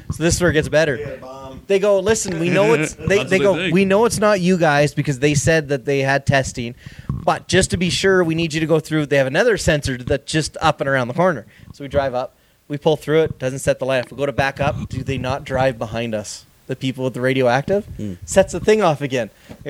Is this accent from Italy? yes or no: no; Canada; I'm Canadian.